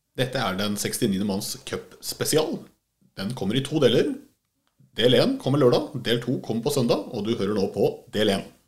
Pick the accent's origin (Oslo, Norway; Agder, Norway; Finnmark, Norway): Oslo, Norway; Jeg er jo fra Oslo sjøl